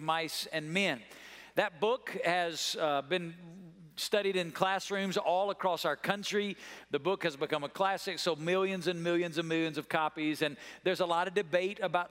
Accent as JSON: {"language": "English", "town": "Muscle Shoals", "region": "Alabama", "country": "United States", "tie": "born or raised there", "moved": "yes", "lives_now": "Las Vegas, United States", "said": "I grew up in a small town in North Alabama called Muscle Shoals, Alabama"}